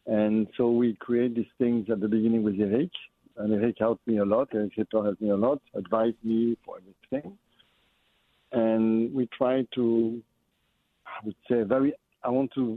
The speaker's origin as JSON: {"language": "English", "town": "Lyon", "region": "Auvergne-Rhône-Alpes", "country": "France", "tie": "born or raised there", "moved": "as an adult", "lives_now": "United States", "said": "when I was young, you know, in France, in Lyon, because I'm from Lyon, I always have in mind of this croissant or this baguette sandwich that I had when I was young in school"}